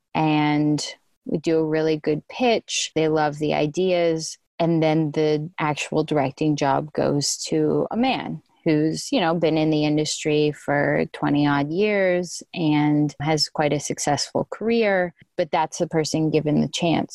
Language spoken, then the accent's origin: English; Canada; moved away as an adult; now in United States; I'm Canadian, so I've been in the States for about four years now